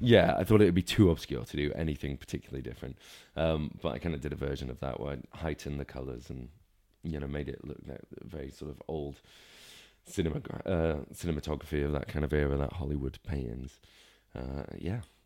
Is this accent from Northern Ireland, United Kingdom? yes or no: no; Northwich, North West England, United Kingdom; also born or lived in Lancaster / Cornwall / Manchester; grew up in Cheshire, kind of around the Norwich area from, like, about nine to, to eighteen